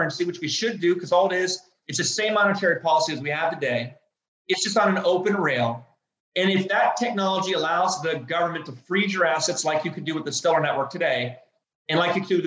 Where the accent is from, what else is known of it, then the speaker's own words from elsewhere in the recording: United States; I'm an American